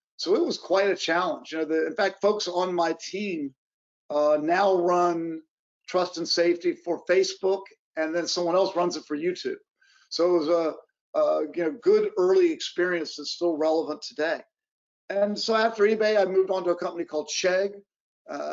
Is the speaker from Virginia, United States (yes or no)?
yes; Virginia, United States; now in West Coast, United States; I grew up on the East Coast in Virginia